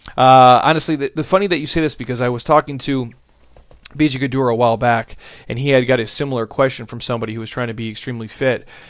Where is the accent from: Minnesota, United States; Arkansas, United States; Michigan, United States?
Minnesota, United States; moved away; I'm from Minnesota